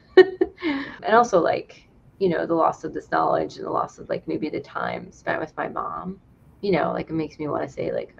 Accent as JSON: {"language": "English", "region": "North Carolina", "country": "United States", "tie": "born or raised there", "also_born_or_lived": "New York City", "said": "we moved from New York City to North Carolina when I was 9"}